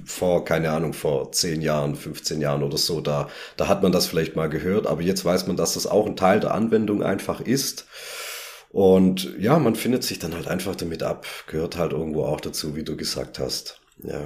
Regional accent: Southern Germany, Germany; wir hier aus dem süddeutschen Raum

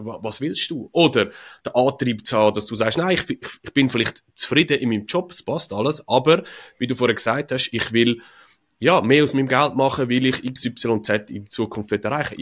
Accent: Switzerland; wir Schweizer

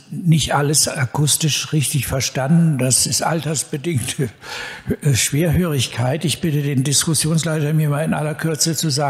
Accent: Cologne, North Rhine-Westphalia, Germany; Äh, ich bin im Hillige Kölle groß geworden

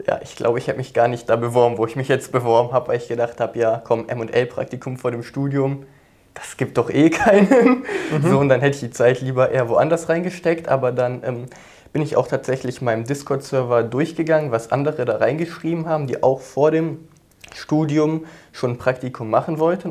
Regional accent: near Cologne, North Rhine-Westphalia, Germany; Ich komme aus der Nähe von Köln

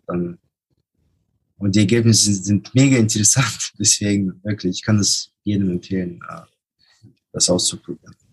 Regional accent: Germany; aus Deutschland

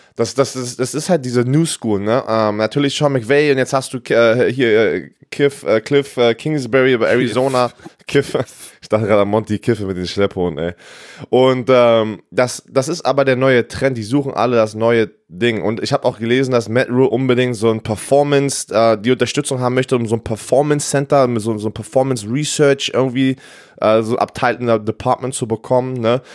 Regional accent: Berlin, Germany; moved away; ich bin in Berlin aufgewachsen

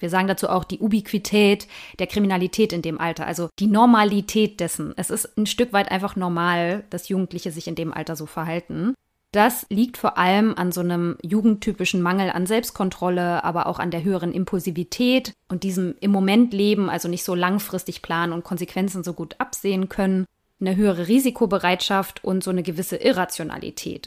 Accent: East Germany, Germany; ich komme ja nur auch aus Ostdeutschland

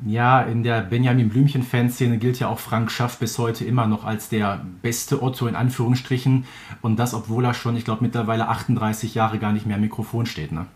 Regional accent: Herten, North Rhine-Westphalia, Germany; Hatten wir in Herten auch so einen kleinen Laden. Hallscheid hieß

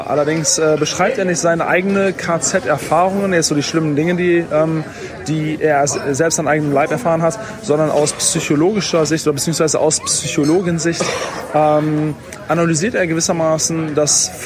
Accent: Wuppertal, North Rhine-Westphalia, Germany; moved away; in meiner Heimatstadt Wuppertal

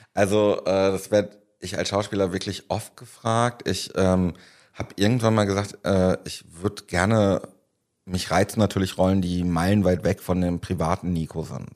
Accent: Paderborn, North Rhine-Westphalia, Germany; moved away; in meiner Heimat damals in Paderborn, habe ich äh, damals Konzerte und Festivals veranstaltet

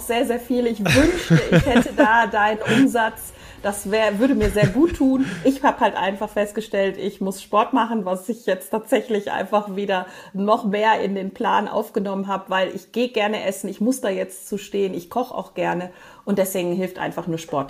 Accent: Moers, North Rhine-Westphalia, Germany; War ich in meiner Heimatstadt, ich komme ja vom Niederrhein

